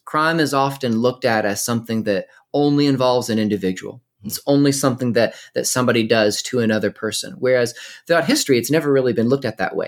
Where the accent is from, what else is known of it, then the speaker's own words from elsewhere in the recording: Winston-Salem, North Carolina, United States; I was born and raised in North Carolina